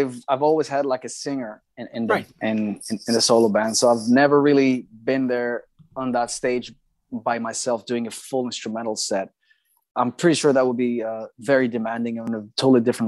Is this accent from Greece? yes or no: yes; Greece; in my hometown here in Greece